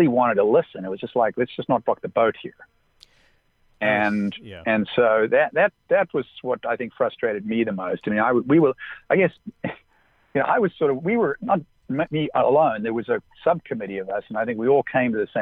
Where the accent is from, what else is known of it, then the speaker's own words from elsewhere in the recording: Southern California, United States; growing up in Southern California, I got to know Wayne Bryan